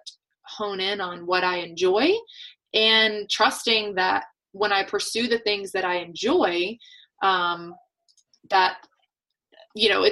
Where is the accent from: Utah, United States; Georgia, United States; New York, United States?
Georgia, United States; Atlanta; now in New Hampshire, United States; I live in New Hampshire now. I'm originally born and raised in Atlanta, Georgia.